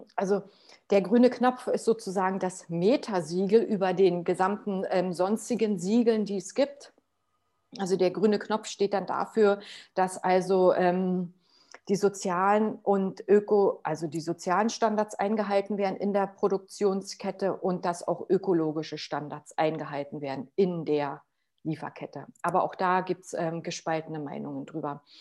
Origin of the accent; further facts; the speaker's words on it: Potsdam, Brandenburg, Germany; ich komme ähm, aus Potsdam und ich wohne hier